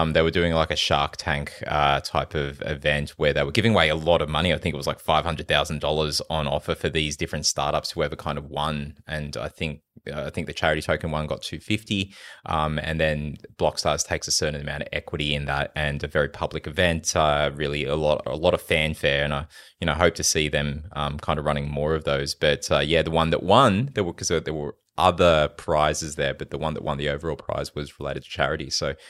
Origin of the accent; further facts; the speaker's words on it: Philippines; born there; I was born in the Philippines.